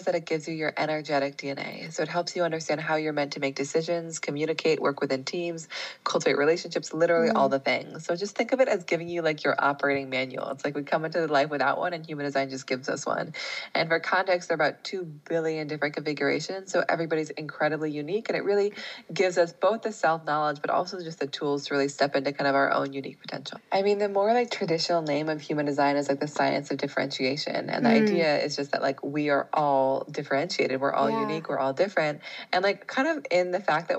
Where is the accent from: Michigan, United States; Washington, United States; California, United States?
Washington, United States; Seattle; moved away; I grew up in Seattle.